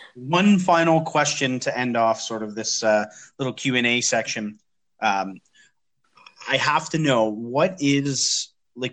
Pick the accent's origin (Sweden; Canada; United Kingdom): Canada; London, Ontario; moved away as an adult; also born or lived in Montreal; now in Ottawa, Canada; I live, I'm from London, Ontario